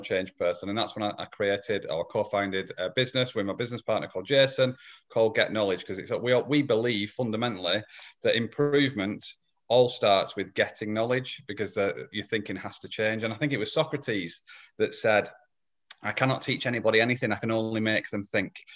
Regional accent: England, United Kingdom; I'm from Old England, um, as opposed to, as opposed to New England. So, yeah, I live in, live in England.

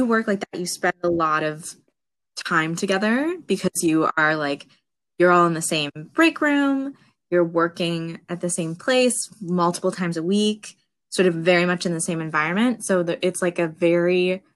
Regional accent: Ottawa, Ontario, Canada; moved away as an adult; now in New York City, United States; I grew up in Ottawa, Ontario, Canada

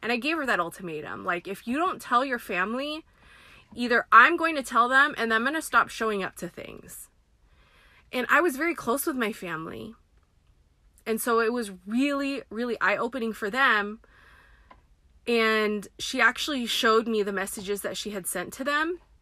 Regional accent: United States; I am Filipina American. My parents were born in the Philippines, came here in their 20s and they in like 81 and started their family here

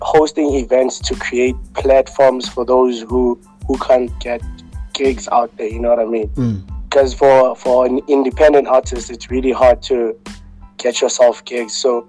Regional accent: Johannesburg, Gauteng, South Africa; also born or lived in West Rand; is a kid from Alexandra. For those who actually know me, know which I grew up in Alexandra before I moved in the West End.

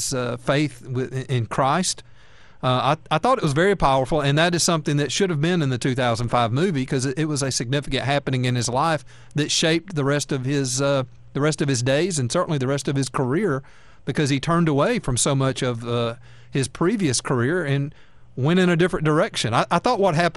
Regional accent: Alabama, United States; I'm from Alabama.

